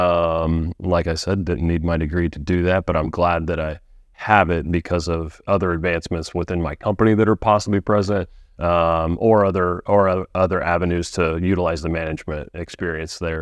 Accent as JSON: {"language": "English", "town": "Frankfort", "region": "Indiana", "country": "United States", "said": "I'm not from Lafayette, but pretty close, Frankfort, Indiana."}